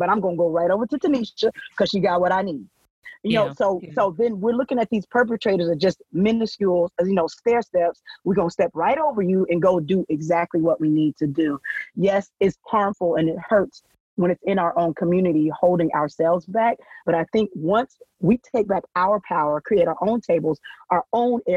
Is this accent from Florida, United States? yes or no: no; Oklahoma, United States; I'm from Oklahoma